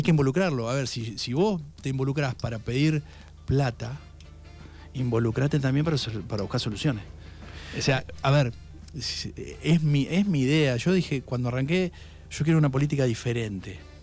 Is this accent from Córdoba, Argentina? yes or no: no; Puan district, Buenos Aires Province, Argentina; yo nací en Buenos Aires por accidente porque mis viejos estaban allá terminando la carrera, mi viejo y mi mamá sí es de Buenos Aires. Pero a los tres meses ya estaba acá